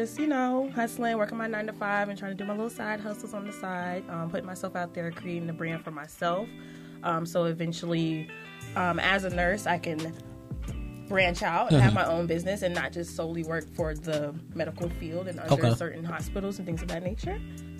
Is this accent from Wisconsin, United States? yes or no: no; Richmond, Virginia, United States; also born or lived in Orlando, Florida; I'm 25 years old. I'm originally from Orlando, Florida, but I was raised in Richmond, Virginia. So I got that North and South mix.